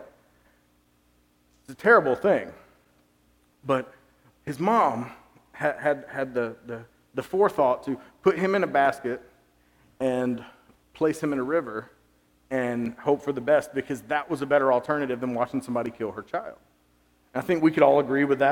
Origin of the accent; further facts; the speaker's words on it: Georgia, United States; I grew up in Georgia.